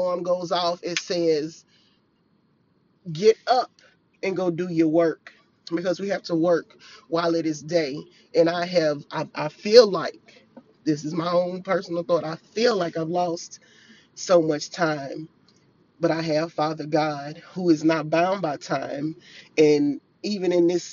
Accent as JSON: {"language": "English", "town": "Farmerville", "region": "Louisiana", "country": "United States", "tie": "born or raised there", "said": "I was back in my hometown, and I'm in this house. I have been just going up and down the hills, up and down the hills of my hometown. And if you know, I'm from Farmerville, Louisiana"}